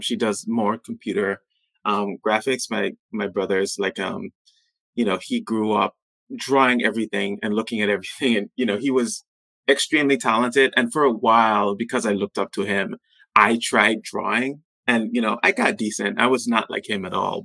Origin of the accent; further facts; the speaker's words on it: U.S. Virgin Islands; moved away as an adult; also born or lived in Pittsburgh, Pennsylvania; growing up on St. Thomas